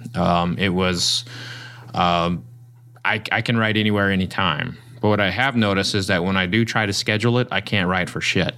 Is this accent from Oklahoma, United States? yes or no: yes; Oklahoma, United States; I grew up in Oklahoma and I showed pigs